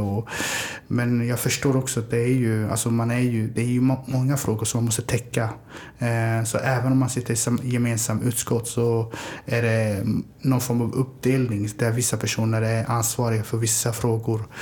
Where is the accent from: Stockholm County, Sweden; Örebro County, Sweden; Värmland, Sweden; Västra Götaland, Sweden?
Örebro County, Sweden; Örebro; moved away as an adult; also born or lived in Somalia; now in Malmö, Sweden; Jag är född i Somalia. Eh, kom till Sverige 93 när jag var 10 år gammal. Eh, jag flyttade runt ganska mycket men växte upp i Örebro, i Vivalla